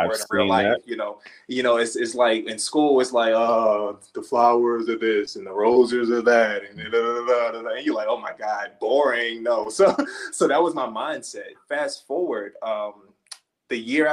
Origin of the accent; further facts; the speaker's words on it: Baltimore, Maryland, United States; growing up in Baltimore. I'm from Baltimore.